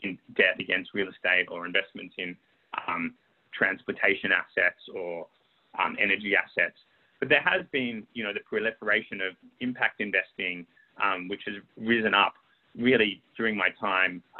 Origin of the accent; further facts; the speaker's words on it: Sydney, New South Wales, Australia; moved away as an adult; also born or lived in London; when I was growing up in Sydney